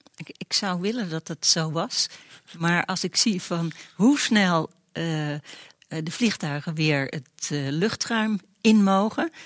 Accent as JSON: {"language": "Dutch", "country": "Netherlands", "said": "als Nederlanders zijn we"}